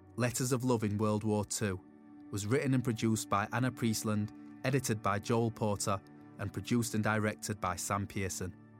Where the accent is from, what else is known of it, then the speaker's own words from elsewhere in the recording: Glasgow, Scotland, United Kingdom; I was born and brought up in Glasgow